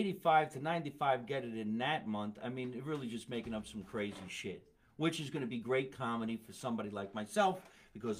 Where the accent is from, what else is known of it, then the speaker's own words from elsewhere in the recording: New Jersey, United States; We're from New Jersey